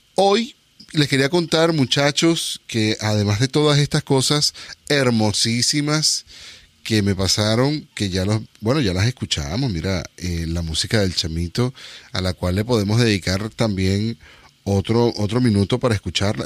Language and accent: Spanish; Venezuela; now in Northern California, United States; yo soy inmigrante de Venezuela a Estados Unidos, pero soy inmigrante de Venezuela a Estados Unidos a California y al norte de California